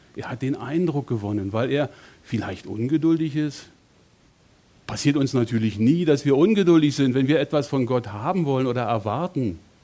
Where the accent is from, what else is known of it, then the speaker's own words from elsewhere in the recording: Berlin, Germany; moved away as an adult; also born or lived in Bonn; meine Heimat in Berlin mit meiner Frau zu verlassen und von dort wegzugehen, Familie, Freunde, Gemeinde, alles weg hinter mir zu lassen und nach Bonn zu ziehen